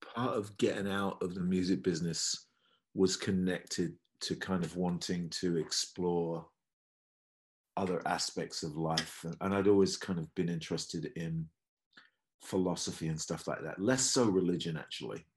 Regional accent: countryside near Cambridge, East of England, United Kingdom; also born or lived in Los Angeles, United States; now in London, United Kingdom; I'm not from London. I grew up in the countryside near Cambridge.

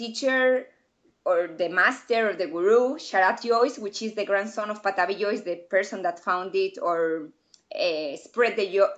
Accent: southeast, Spain; English is a second language

